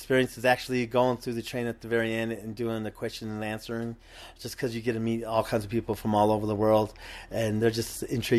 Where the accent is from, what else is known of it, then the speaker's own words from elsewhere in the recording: Colorado Springs, Colorado, United States; I'm here from Colorado Springs, so I'm a native around these lands.